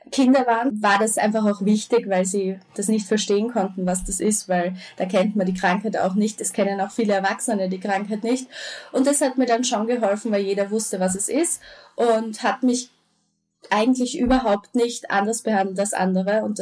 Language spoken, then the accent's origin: German; Austria; also von der Grundschule ähm, in die weiterführende Schule, gleich in die Unterstufe bei uns in Österreich